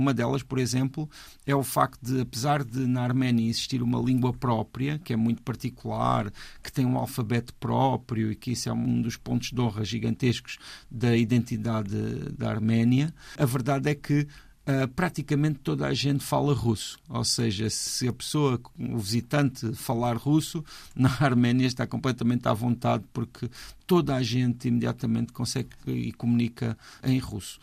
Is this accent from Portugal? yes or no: yes; Portugal; como português